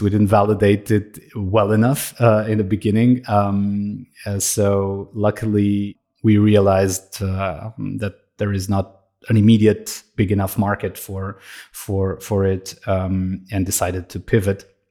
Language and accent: English; Romania; now in Austria; I'm originally from Romania. I'm living in Austria.